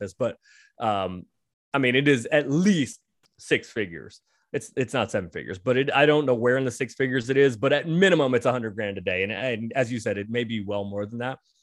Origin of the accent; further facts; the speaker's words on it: San Francisco, California, United States; I'm from San Francisco, so I grew up a Warriors